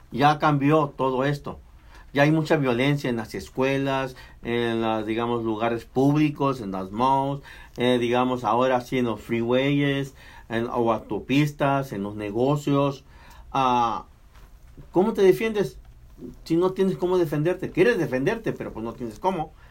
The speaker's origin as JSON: {"language": "Spanish", "country": "Mexico", "tie": "born or raised there", "moved": "yes", "lives_now": "United States", "said": "Nací en México, pero estoy en el continente americano."}